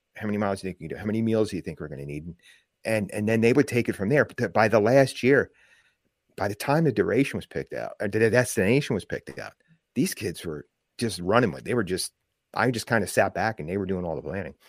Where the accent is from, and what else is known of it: New Jersey, United States; born or raised there